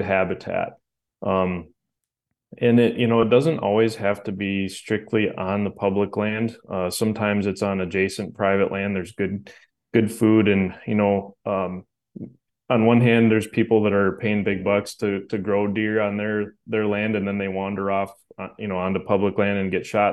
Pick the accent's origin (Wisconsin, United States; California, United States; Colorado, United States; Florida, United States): Wisconsin, United States; where I grew up here in Wisconsin